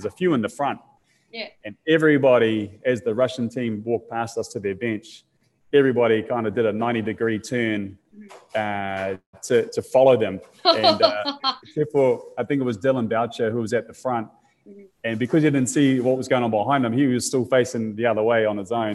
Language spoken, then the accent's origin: English; New Zealand; being a New Zealander